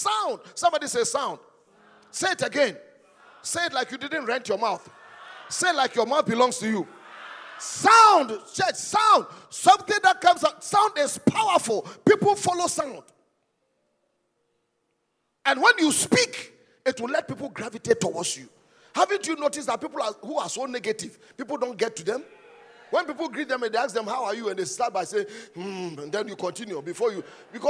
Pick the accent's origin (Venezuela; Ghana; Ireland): Ghana; I'm a Ghanaian. Thank God I'm a Ghanaian. If I had to die 1,000 times and come, I want to be a Ghanaian. I'm proudly Ghanaian.